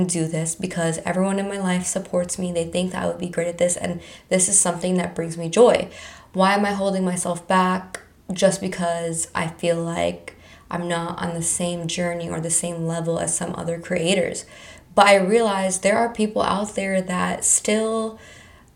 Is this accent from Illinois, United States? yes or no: no; Palm Beach County, Florida, United States; I was born and raised in Palm Beach County my whole entire life